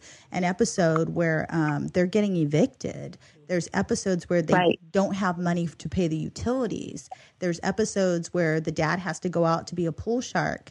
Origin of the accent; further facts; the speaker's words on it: Inland Empire, California, United States; we are girls from the Inland Empire who live in the Inland Empire